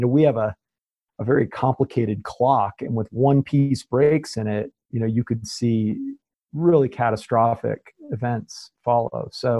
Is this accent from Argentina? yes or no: no; Spain; now in United States; I mean, I come from Spain, right? And I mean, they were locked down.